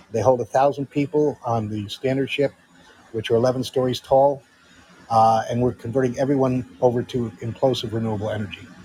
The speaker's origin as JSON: {"language": "English", "region": "Connecticut", "country": "United States", "said": "I'm from Connecticut."}